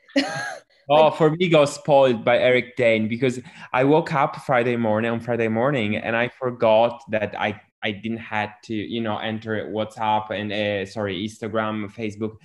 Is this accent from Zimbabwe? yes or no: no; Italy; I'm from Europe, I'm from Italy